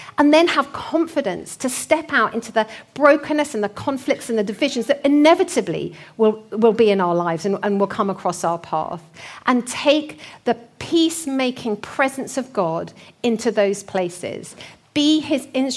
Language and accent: English; North Hertfordshire, East of England, United Kingdom; accent: North Hertfordshire; my North Hertfordshire accent